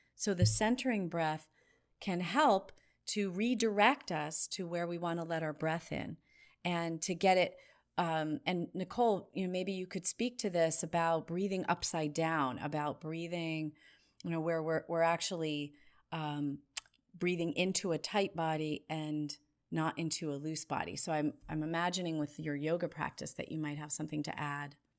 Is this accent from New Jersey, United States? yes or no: yes; New Jersey, United States; I grew up in New Jersey in a family that loved to walk fast